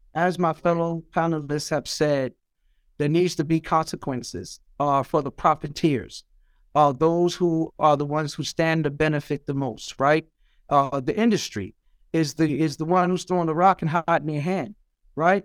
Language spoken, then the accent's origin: English; New York City, New York, United States; growing up in Brownsville and Eastern New York, Brooklyn